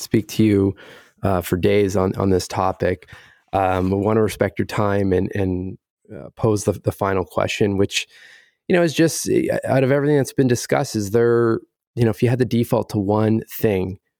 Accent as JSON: {"language": "English", "country": "Canada", "said": "as the Canadian on the line"}